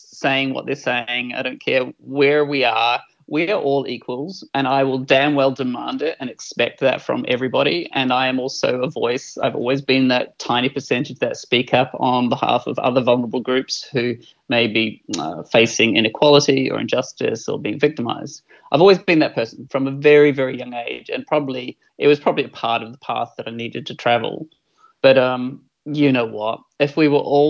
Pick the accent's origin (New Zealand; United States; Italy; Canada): New Zealand; moved away; I'm a Kiwi. I was born in New Zealand in the mid-70s and I grew up in a very right-wing Catholic family. And growing up as this skinny little white gay boy in small town New Zealand